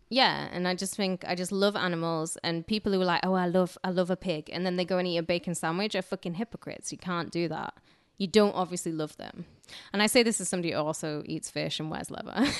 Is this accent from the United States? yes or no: no; United Kingdom; moved away; I grew up in Roman country where there's literally bloodshed everywhere